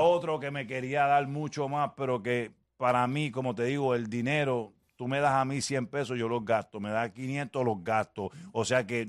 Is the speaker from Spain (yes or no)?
no; Puerto Rico; como somos puertorriqueños